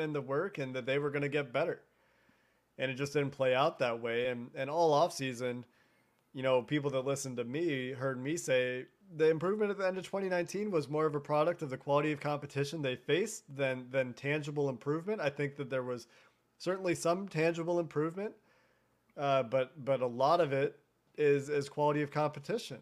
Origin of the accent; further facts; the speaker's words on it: Cincinnati, Ohio, United States; moved away as an adult; I grew up eating Skyline chili every Friday with my family. from age three to eighteen before I moved away from Cincinnati for school